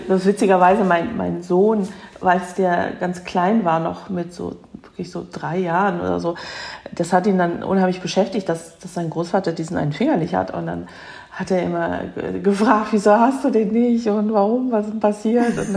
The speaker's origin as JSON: {"language": "German", "area": "near Cologne", "region": "North Rhine-Westphalia", "country": "Germany", "tie": "born or raised there", "said": "ich bin in Deutschland geboren, aber eben mit koreanischen Wurzeln. Ich bin also 1970 geboren und bin in der Nähe von Köln aufgewachsen, in einer Vorstadt von Köln"}